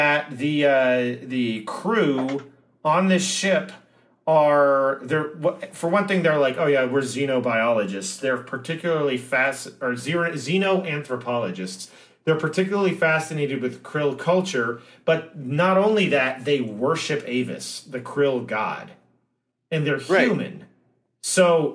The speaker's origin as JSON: {"language": "English", "country": "United States", "said": "as an American"}